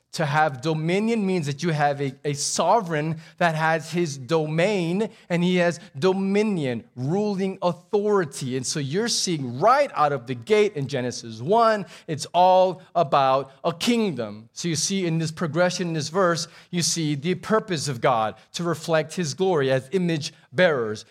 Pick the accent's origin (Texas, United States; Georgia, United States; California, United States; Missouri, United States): Texas, United States; also born or lived in Abu Dhabi; we're Texan